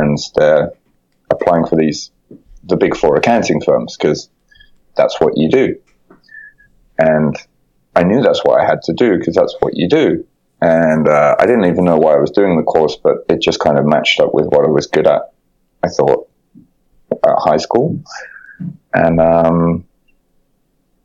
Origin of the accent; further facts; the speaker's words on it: Birmingham, West Midlands, United Kingdom; moved away as an adult; now in Japan; I'm from Birmingham, and we have a great curry, not very good weather